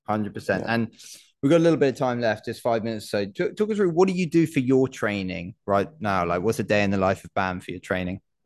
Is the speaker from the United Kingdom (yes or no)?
yes; United Kingdom